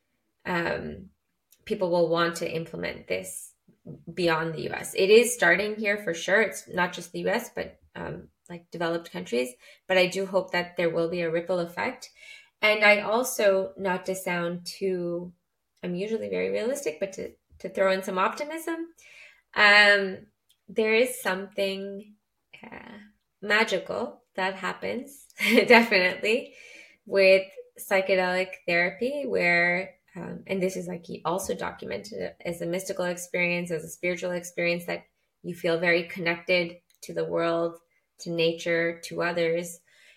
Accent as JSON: {"language": "English", "country": "Canada", "said": "I'm from Canada"}